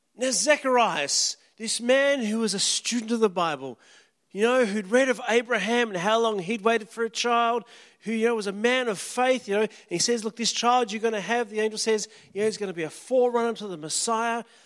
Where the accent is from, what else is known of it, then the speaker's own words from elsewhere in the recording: Kalgoorlie, Western Australia, Australia; moved away; wouldn't have ever left my hometown. 'Cause at the time, if you left town, you got frowned upon